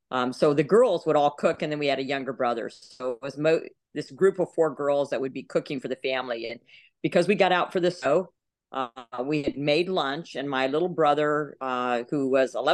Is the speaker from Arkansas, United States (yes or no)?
no; Texas, United States; So we traveled around a lot, but we mostly lived in Texas. And I say I grew up outside of San Antonio in a very small town.